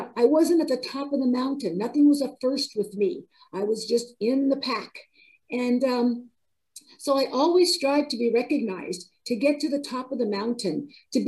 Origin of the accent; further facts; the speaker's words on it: California, United States; moved away as an adult; also born or lived in Ohio; I relocated from California to Ohio, where his dealership was. And, you know, darn it, if I didn't have to start all over again, I had just spent all those years earning the respect as a competent dealer in my hometown